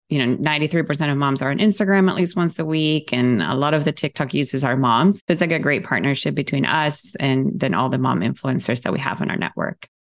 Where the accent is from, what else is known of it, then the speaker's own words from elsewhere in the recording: Ecuador; moved away; I grew up in South America